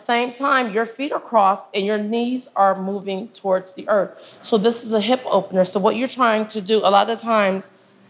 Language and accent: English; Ohio, United States; moved away as an adult; also born or lived in Mississippi; I've been here for 30 years. I'm originally from Ohio, but I went to college in Mississippi